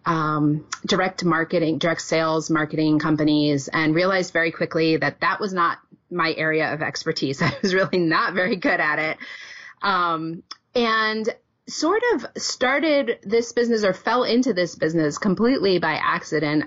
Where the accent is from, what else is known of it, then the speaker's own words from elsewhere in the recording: New England, United States; moved away as an adult; now in Wisconsin, United States; I was born and raised in New England and started teaching there